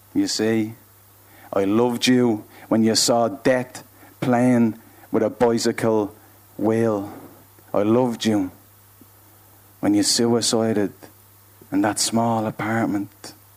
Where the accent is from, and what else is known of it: Dublin, Leinster, Ireland